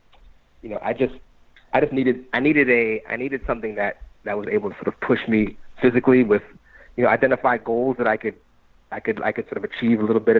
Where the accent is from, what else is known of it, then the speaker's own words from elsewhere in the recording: Maryland, United States; moved away as an adult; also born or lived in North Carolina / Chicago / Pittsburgh; now in New York, United States; I'm from Maryland. That's where I grew up, right outside of Washington, D.C.